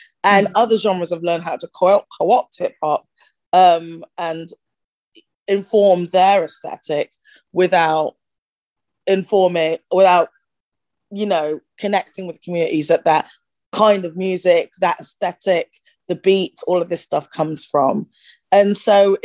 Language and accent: English; Bristol, South West England, United Kingdom; now in United States; I was born in Bristol. I grew up in at the time it was a village. It's grown since. Outside of Bristol